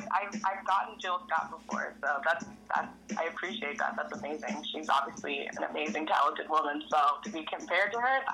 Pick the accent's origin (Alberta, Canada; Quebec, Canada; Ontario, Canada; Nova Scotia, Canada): Ontario, Canada; Ottawa; moved away as an adult; now in Toronto, Canada; So I'm actually from Ottawa. I was born and raised in Ottawa, and I moved here out to Toronto about 6 years ago.